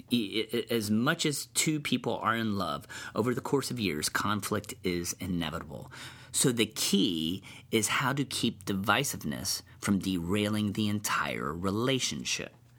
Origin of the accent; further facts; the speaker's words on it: Cincinnati, Ohio, United States; I'm from Cincinnati